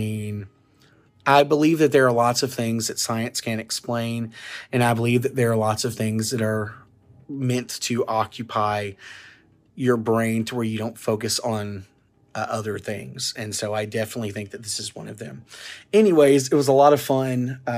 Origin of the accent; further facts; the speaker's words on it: Arkansas, United States; I want to tell you about the urban legend from my hometown or my home county of Ashley County, Arkansas, the Crossett Light.